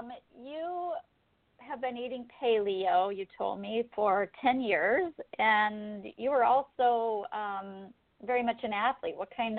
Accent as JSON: {"language": "English", "town": "Nashville", "region": "Tennessee", "country": "United States", "said": "So we are both from the Nashville area"}